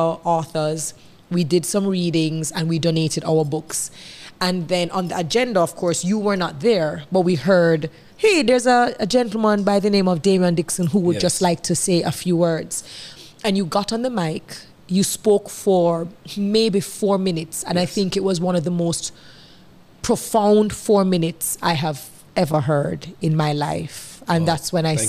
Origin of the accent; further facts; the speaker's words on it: Jamaica; I am your Jamaican girl